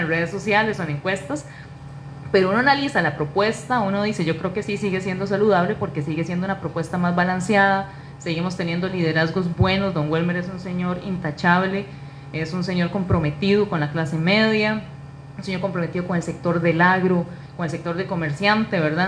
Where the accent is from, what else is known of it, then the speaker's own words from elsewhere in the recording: Naranjo, Alajuela, Costa Rica; es una naranjeña, eh, soy vecina de San Juan de Naranjo